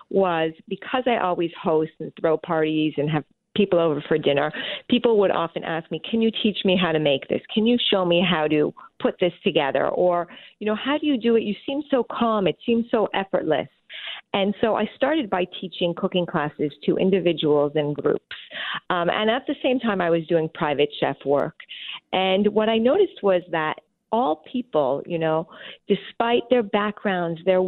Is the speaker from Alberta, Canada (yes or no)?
no; Montreal, Quebec, Canada; I was born and raised in Montreal, Canada